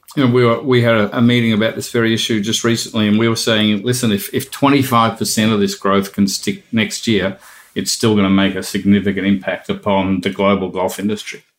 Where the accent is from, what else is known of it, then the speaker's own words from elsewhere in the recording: Melbourne, Victoria, Australia; growing up in Melbourne and a member at Victoria Golf Club